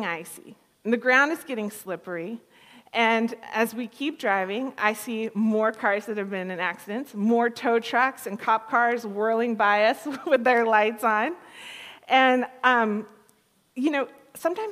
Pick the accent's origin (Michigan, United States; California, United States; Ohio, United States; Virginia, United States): California, United States; moved away as an adult; also born or lived in Thunder Bay, Canada; growing up in California